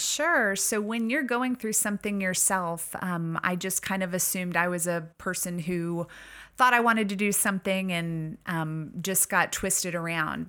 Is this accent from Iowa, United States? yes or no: no; Missouri, United States; moved away as an adult; I grew up in Missouri and found my way out this way after, um, my own college experiences